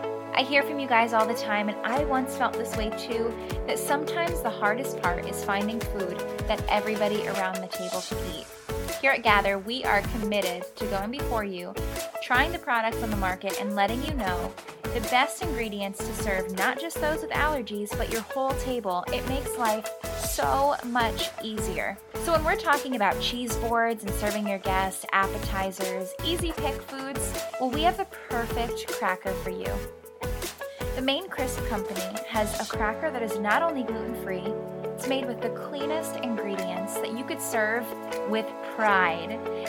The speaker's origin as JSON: {"language": "English", "region": "Connecticut", "country": "United States", "tie": "born or raised there", "said": "So, like I said … I was born and raised in Connecticut. My family moved a lot."}